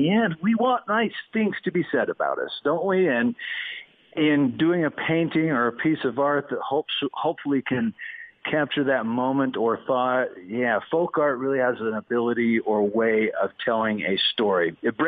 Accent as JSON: {"language": "English", "region": "Wyoming", "country": "United States", "tie": "born there", "also_born_or_lived": "Boston", "said": "I was born in the West, and there is a difference between the West and the East. In fact, when I moved from Wyoming to Boston"}